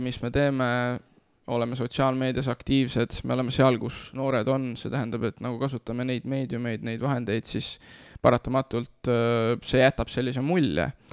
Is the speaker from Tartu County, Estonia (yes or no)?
yes; Nõo, Tartu County, Estonia; moved away; ma tulen eh, Nõost, selles mõttes, et ma kasvasin üles Nõos